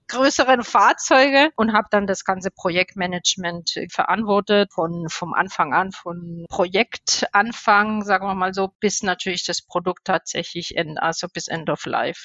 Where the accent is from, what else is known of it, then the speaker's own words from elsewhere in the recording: Spain; German is a second language; moved away as an adult; also born or lived in Stuttgart, Germany; now in Germany; ich bin eigentlich ähm, erst mit 18 Jahren nach Deutschland gekommen bin gebürtige Spanierin